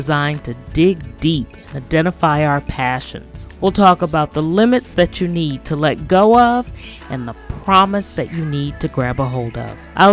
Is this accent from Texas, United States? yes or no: no; Charleston, South Carolina, United States; I grew up in Charleston, South Carolina